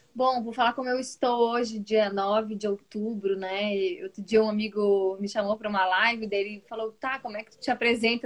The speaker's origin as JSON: {"language": "Portuguese", "town": "Florianópolis", "region": "Santa Catarina", "country": "Brazil", "said": "Eu sou aqui de Santa Catarina, de Florianópolis"}